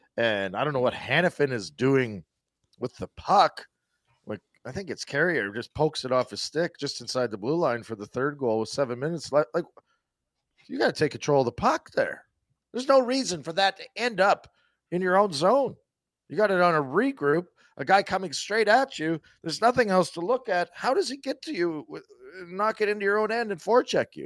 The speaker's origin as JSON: {"language": "English", "region": "Saskatchewan", "country": "Canada", "tie": "born or raised there", "said": "growing up in Saskatchewan"}